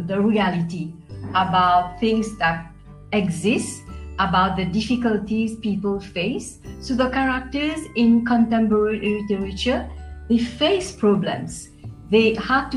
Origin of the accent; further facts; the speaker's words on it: Mauritius; I come from Mauritius. I live in Mauritius. I was born in Mauritius.